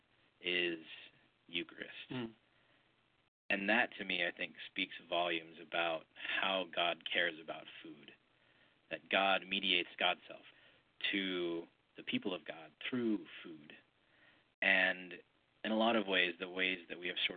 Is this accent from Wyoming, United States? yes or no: yes; Wyoming, United States; also born or lived in Birmingham; now in Atlanta, United States; I grew up in Wyoming